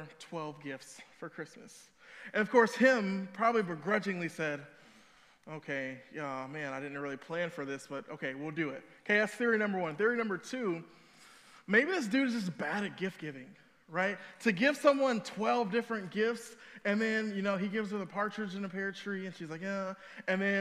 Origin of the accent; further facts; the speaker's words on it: Cedar Hill, Texas, United States; moved away; also born or lived in Chicago area; I'm actually from the Dallas area. I'm from Cedar Hill.